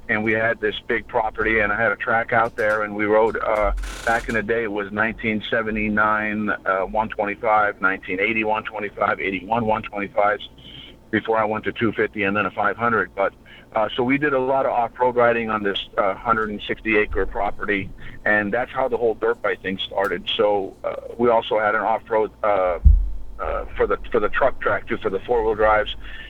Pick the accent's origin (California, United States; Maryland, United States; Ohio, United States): California, United States; Petaluma; Yeah, Northern California. I'm from a small town north of California in the wine country called Petaluma.